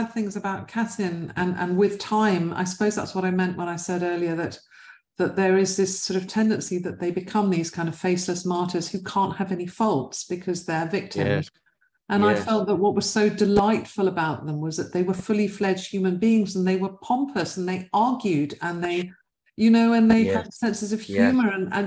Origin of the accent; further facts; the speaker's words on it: London, United Kingdom; West London, I was brought up in West London